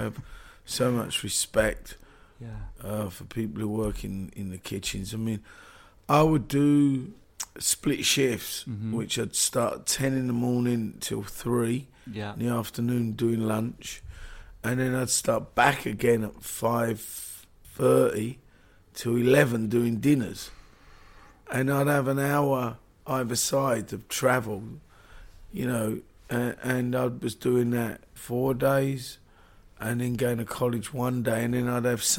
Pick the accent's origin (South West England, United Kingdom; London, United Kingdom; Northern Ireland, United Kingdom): London, United Kingdom; also born or lived in Marland; I was born in Marland. Mm-hmm. Lived in North London, moved out of London.